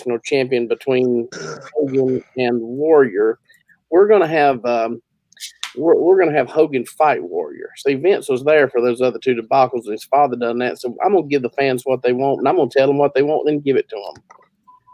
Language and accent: English; the Carolinas and Virginia, United States; I grew up in the Carolinas and Virginia, and at one time there's three states here, North and South Carolina, Virginia